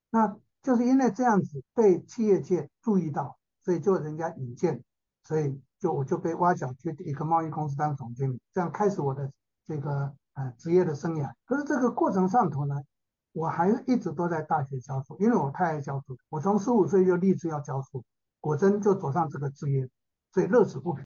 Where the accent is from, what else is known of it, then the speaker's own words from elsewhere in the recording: Taiwan; also born or lived in United States; 我在一九七八年从美国念书回来的时候